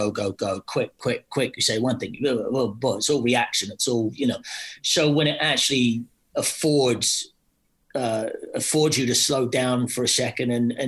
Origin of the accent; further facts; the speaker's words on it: Scotland, United Kingdom; I'm Scottish